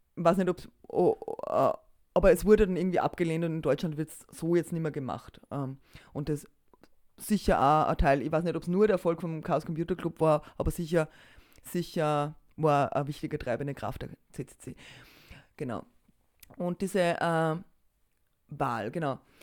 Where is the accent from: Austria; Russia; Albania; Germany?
Austria; bei uns in Österreich